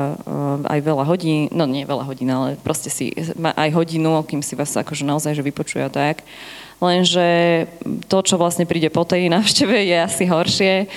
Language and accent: Slovak; Žiar nad Hronom, Banská Bystrica Region, Slovakia; moved away